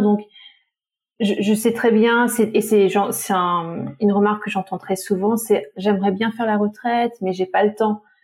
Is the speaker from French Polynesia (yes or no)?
yes; French Polynesia; moved away; j'ai grandi à Tahiti